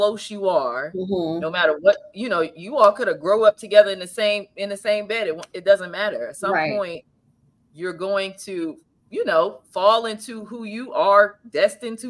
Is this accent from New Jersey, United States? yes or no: yes; New Jersey, United States; we're both from New Jersey, born and raised in New Jersey